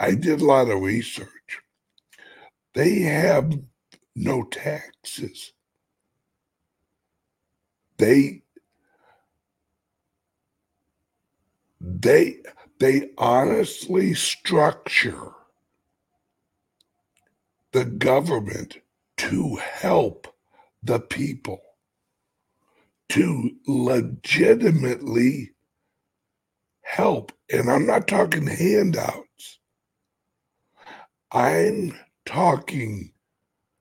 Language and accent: English; United States; I'm an American